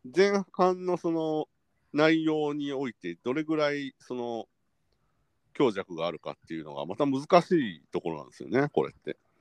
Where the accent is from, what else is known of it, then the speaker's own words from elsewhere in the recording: Kansai, Japan; accent: Kansai-ben; now in Tokyo, Japan; 普通に関西弁に戻りましたね